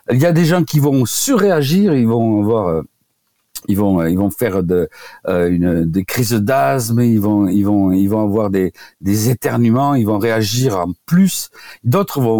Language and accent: French; Occitania, France; now in Paris, France; Je suis venu du Tarn à Paris pour euh, rencontrer Jacques Ménétrier qui avait décrit les, les diathèses de Ménétrier et d'oligothérapie.